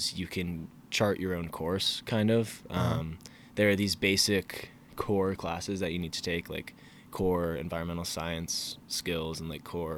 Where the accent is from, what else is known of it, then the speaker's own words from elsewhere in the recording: Falmouth, Maine, United States; moved away as an adult; now in Charlottesville, United States; I'm from Falmouth, Maine